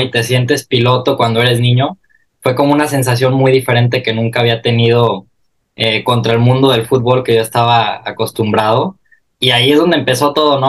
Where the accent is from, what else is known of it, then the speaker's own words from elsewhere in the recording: Mexico; now in Milan, Italy; como mexicano